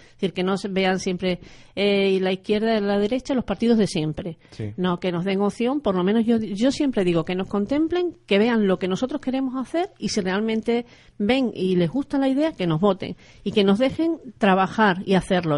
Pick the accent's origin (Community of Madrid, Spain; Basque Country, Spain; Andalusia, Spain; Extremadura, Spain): Extremadura, Spain; tengamos en Extremadura